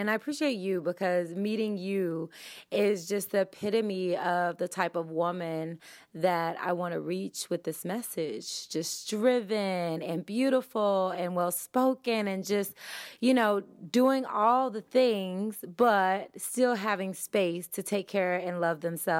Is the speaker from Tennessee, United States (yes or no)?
yes; Tennessee, United States; I'm from Tennessee.